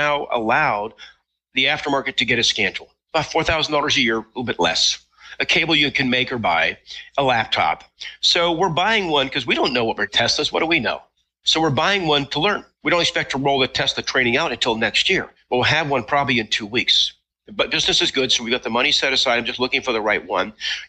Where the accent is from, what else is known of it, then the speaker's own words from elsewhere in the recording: Utah, United States; I grew up in Utah, so I've been around Indian reservations a lot